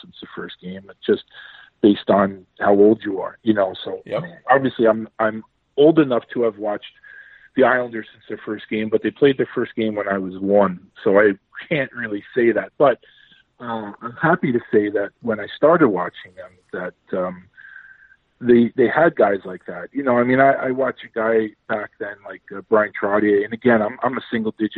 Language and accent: English; New York City, New York, United States; I grew up in Queens, New York